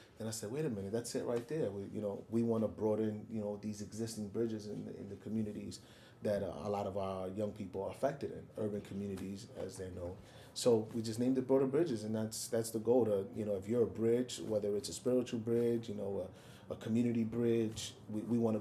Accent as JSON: {"language": "English", "town": "New York City", "region": "New York", "country": "United States", "tie": "born or raised there", "said": "growing up in the South Bronx, a kid from a Puerto Rican home"}